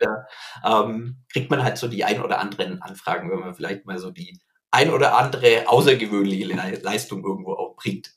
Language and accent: German; near Herzogenaurach, Bavaria, Germany; ich bin hier in der Nähe von Herzogenaurach aufgewachsen, in einem kleinen Dorf